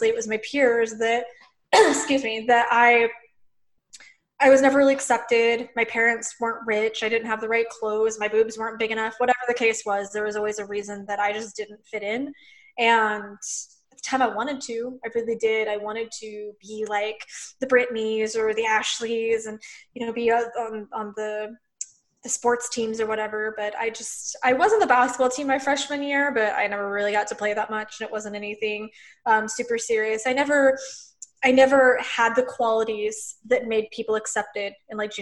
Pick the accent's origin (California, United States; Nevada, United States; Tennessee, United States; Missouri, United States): Missouri, United States; Lebanon; I grew up in Missouri, like in a very small town